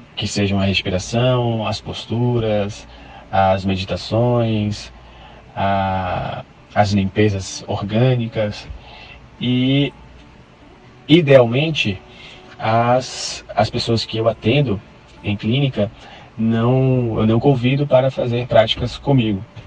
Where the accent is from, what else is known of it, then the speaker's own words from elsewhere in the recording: Salvador, Bahia, Brazil; sou de Salvador, sou psicólogo e professor de yoga